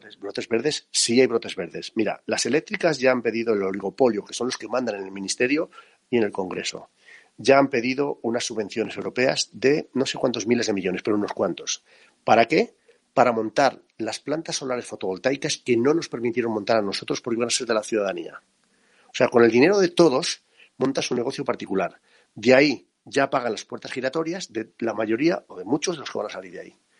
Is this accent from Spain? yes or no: yes; La Rioja, Spain; Yo soy de un pueblo muy pequeñito de La Rioja